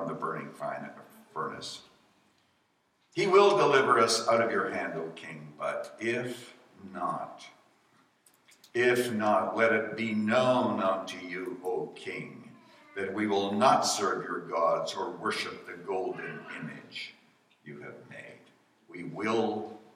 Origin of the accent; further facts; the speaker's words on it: Saskatchewan, Canada; now in United States; I was born in Saskatchewan